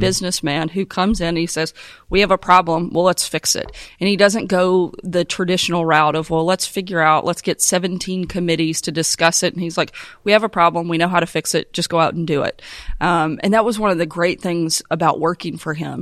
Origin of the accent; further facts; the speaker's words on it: Arkansas, United States; my home state of Arkansas